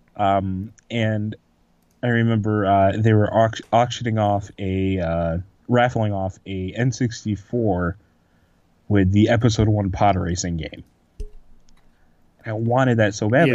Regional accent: Manoa, United States; the town that I grew up, Manoa

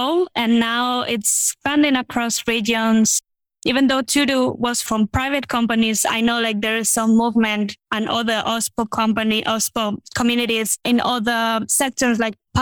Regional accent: Madrid, Community of Madrid, Spain; I'm from Spain, Madrid.

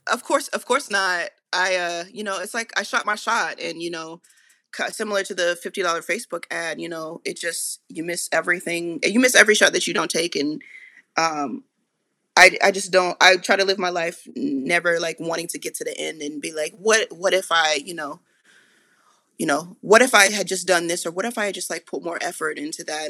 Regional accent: Marietta, Georgia, United States; I grew up in North Atlanta, like, a town called Marietta

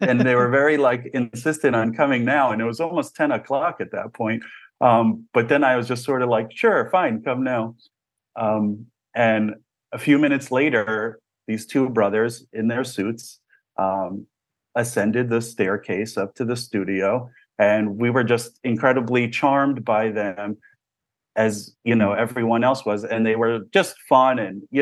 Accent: New Jersey, United States; I grew up in New Jersey, and my parents moved to America from Israel

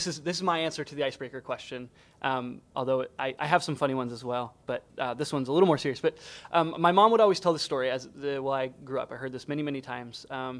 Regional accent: Poland; I grew up in Poland.

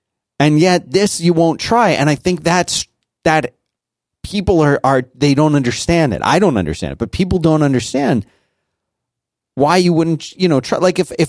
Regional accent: Brazil; English is a second language; from Brazil.

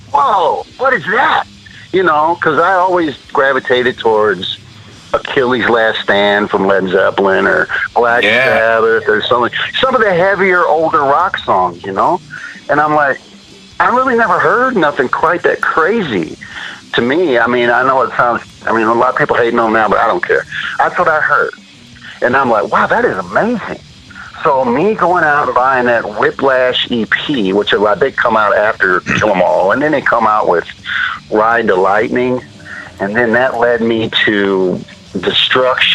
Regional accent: St. Charles County, Missouri, United States; moved away as an adult; also born or lived in St. Louis, Missouri; now in Iowa, United States; I grew up in St. Charles County, basically, a suburb of St. Louis, all my life

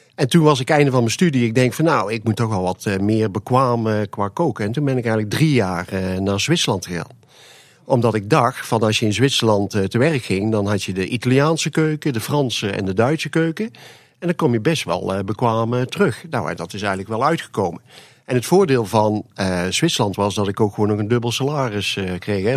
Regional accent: Made, North Brabant, Netherlands; ik kwam eigenlijk uit de Maden. En het wil zeggen dat we daar, eh, mijn vader en moeder hadden daar een horecazaak

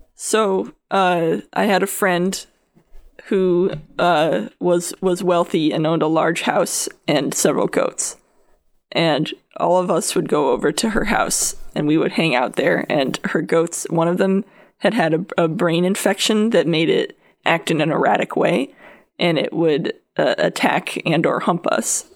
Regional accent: Connecticut, United States; I'm from Connecticut

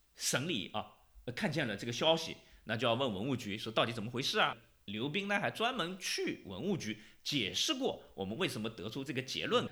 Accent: China; 我们中国人玉是最好的石头，最最灵的。

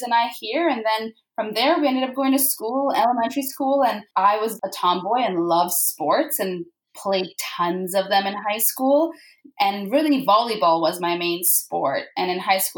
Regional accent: Vancouver, British Columbia, Canada; also born or lived in Karachi, Pakistan / Orlando, United States / London, United Kingdom; So I was born in Pakistan. I moved to Vancouver with my family, so two brothers and parents. When I was about 8 years old, we moved here

